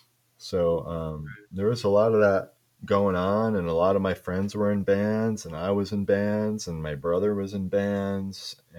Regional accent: Midwest, United States; growing up in the Midwest.

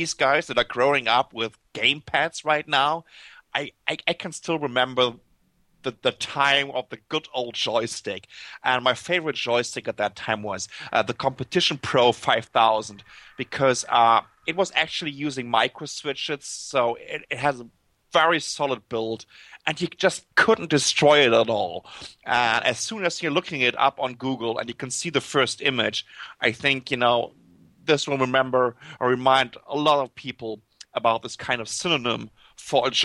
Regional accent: Germany; accent: German; English is a second language; moved away as an adult; now in Taipei, Taiwan; as you can tell by my accent, I'm German

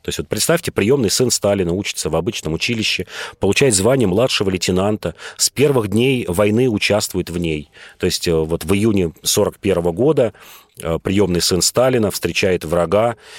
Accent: Moscow, Russia; я москвич, и нам, и мы тут многие москвичи

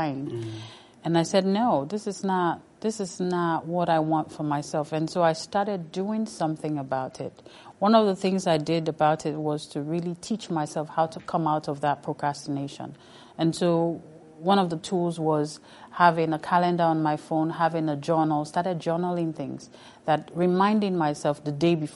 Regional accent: Sierra Leone; moved away; I come from Sierra Leone, the only country where you use air, land, and sea

